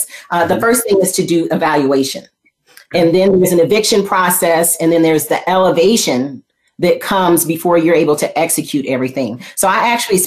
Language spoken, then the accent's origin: English; Flint, Michigan, United States; I was born in Flint, Michigan, and I went to school basically in elementary school, kindergarten with my little plastic briefcase.